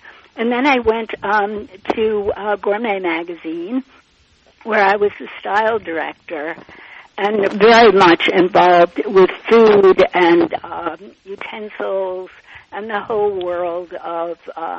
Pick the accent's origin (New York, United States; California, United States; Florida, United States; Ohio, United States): New York, United States; Long Island; I grew up on Long Island in a family. I had four siblings.